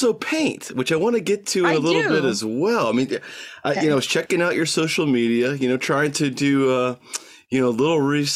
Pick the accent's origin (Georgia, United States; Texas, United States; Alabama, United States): Georgia, United States; now in New York, United States; we're fellow Southerners. I'm from Georgia